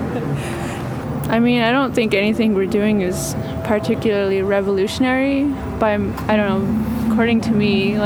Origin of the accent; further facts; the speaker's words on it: Flagstaff, Arizona, United States; also born or lived in Sand Springs / Howell Mesa; growing up in Flagstaff, you know, Flagstaff is an indigenous area